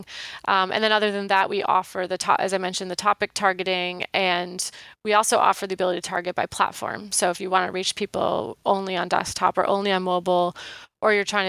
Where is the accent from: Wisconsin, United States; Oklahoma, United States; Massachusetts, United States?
Wisconsin, United States; moved away; I grew up in Wisconsin